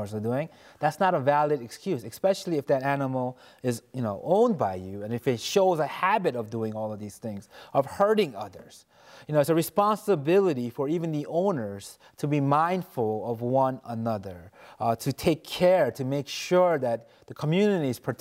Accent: New York City, New York, United States; I grew up in New York City

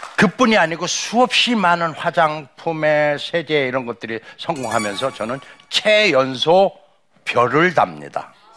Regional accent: Cheongyang, South Chungcheong, South Korea; moved away; 제 고향이 충청남도 청양 칠갑산입니다.

